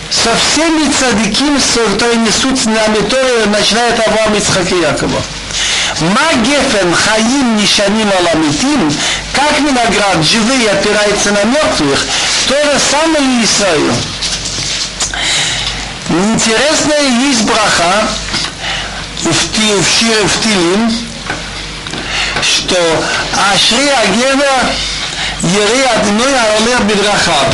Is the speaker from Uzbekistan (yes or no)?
yes; Tashkent, Uzbekistan; я из Ташкента имел два раза виноградник